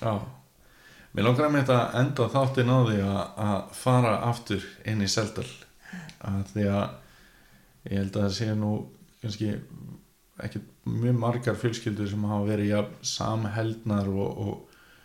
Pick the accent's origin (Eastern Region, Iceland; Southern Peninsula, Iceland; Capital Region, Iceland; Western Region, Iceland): Eastern Region, Iceland; Neskaupstaður; also born or lived in Reykjavík; ég er frá Norrfjörði